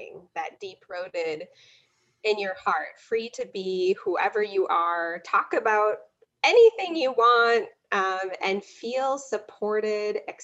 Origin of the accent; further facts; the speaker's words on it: Wisconsin, United States; I'm a Midwesterner, as you noted before, from Wisconsin, born and raised.